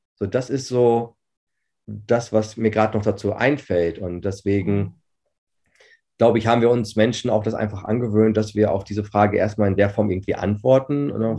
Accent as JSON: {"language": "German", "town": "Herford", "region": "North Rhine-Westphalia", "country": "Germany", "tie": "born or raised there", "said": "ich bin 40 Jahre, ich äh, bin gebürtiger Herforder, also mhm. Ostwestfalen-Lippe"}